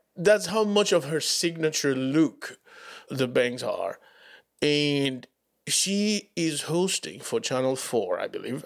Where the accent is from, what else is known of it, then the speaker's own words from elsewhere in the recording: Dominican Republic; English is a second language; moved away as an adult; now in United States; I'd never lived in the U S, right? In the Dominican Republic